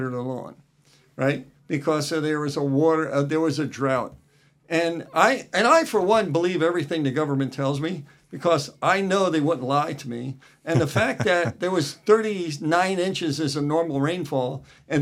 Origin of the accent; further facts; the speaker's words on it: New Jersey, United States; moved away as an adult; now in Washington, United States; I grew up in New Jersey